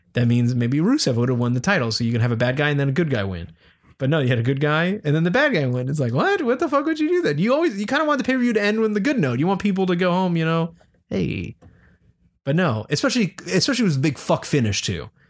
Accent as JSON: {"language": "English", "town": "Pittsburgh", "region": "Pennsylvania", "country": "United States", "tie": "born or raised there"}